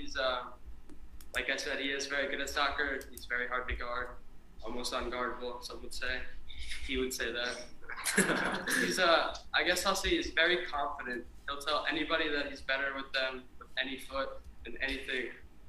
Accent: New Jersey, United States; I used to play for Real Jersey FC. Okay. In Jersey, I'm from Jersey

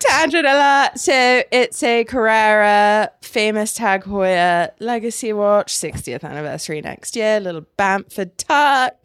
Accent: England, United Kingdom; now in United States; I'm English

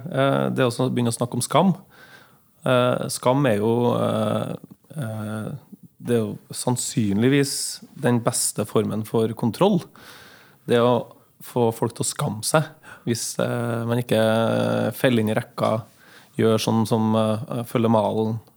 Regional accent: Trondheim, Trøndelag, Norway; also born or lived in Mo i Rana / Finnmark; Um, jeg er jo trønder, da. Ja. Jeg har født, selv om jeg er født i Mo i Rana, så har jeg bodd, eh, vokst opp eh, i eh, deler av livet i Finnmark.

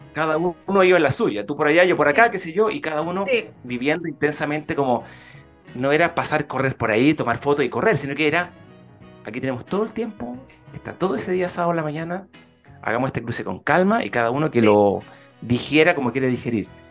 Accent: Concepción, Biobío, Chile; yo que soy de Concepción, de la zona

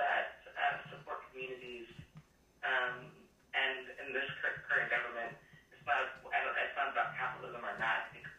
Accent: Los Angeles, California, United States; growing up in Los Angeles, I grew up in poverty and watched my mother work 3+ jobs

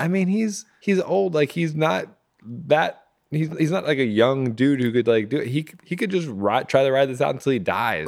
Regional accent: Virginia, United States; I grew up in Virginia

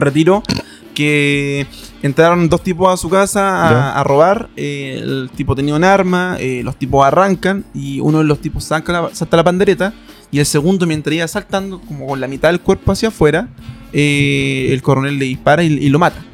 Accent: Chile; Aquí en Chile o en Sudamérica

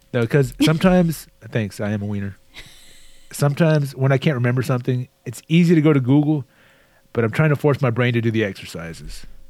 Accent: Texas, United States; I was born and raised in Texas. I'm a native Texan

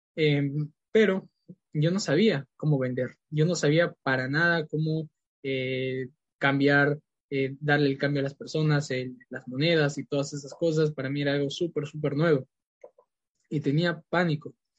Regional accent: Lima, Peru; also born or lived in Iquitos, Peru; pues nací en Perú en Iquitos y bueno, yo cuando era pequeño mis padres me trajeron aquí a Lima y aquí crecí la mayor parte de mi vida

